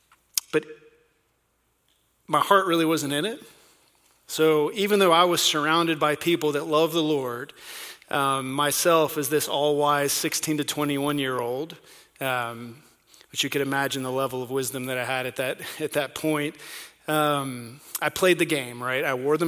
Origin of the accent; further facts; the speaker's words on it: North Carolina, United States; accent: North Carolina; also born or lived in overseas; I was born and raised in North Carolina, and every now and then that North Carolina accent comes out, and I can't hide it too much. I don't have much of an accent because we lived overseas and spoke different languages